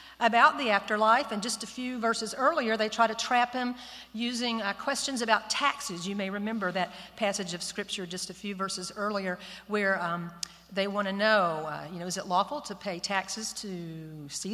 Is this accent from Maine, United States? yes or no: no; Austin, Texas, United States; I'm a Texan, folks. I'm from Austin, just right down the road